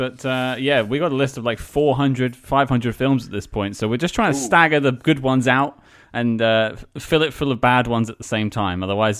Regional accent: United Kingdom; you may have noticed I'm British

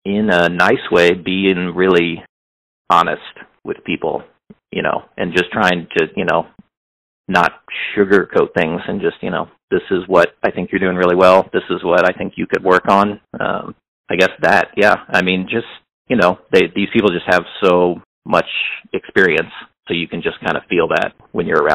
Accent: Hannibal, Missouri, United States; now in Kansas City, United States; I'm from the Midwest

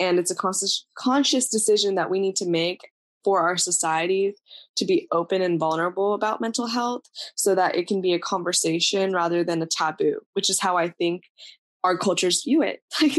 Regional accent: India; born there; moved away; I was born in India.

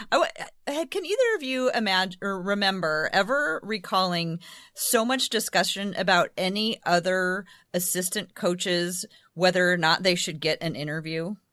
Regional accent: Oregon, United States; now we're from Oregon.

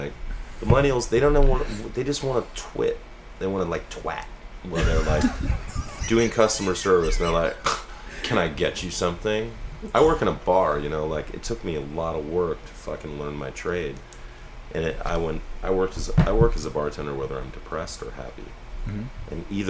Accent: Berkeley, California, United States; born there; But I'm 46 years old. I was born on May 21st, 1967, to very young parents in Berkeley, California. Right? I was at Alta Bates Hospital.

